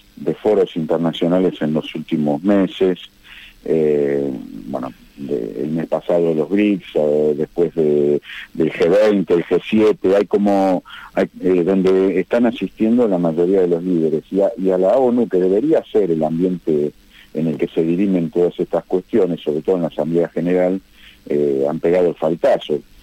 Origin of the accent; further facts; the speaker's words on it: Argentina; como argentino